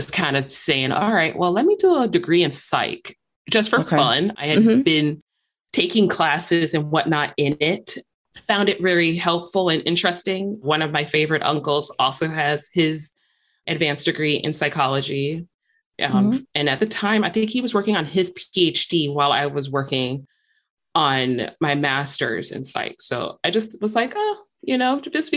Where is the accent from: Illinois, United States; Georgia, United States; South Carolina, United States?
Illinois, United States; Chicago; moved away as an adult; now in Michigan, United States; growing up in Chicago, I'd ride on like the L trains or buses or whatnot